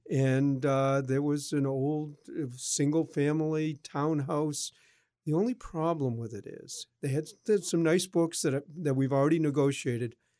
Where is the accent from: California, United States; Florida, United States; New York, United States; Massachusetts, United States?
Massachusetts, United States; Boston; I grew up in Boston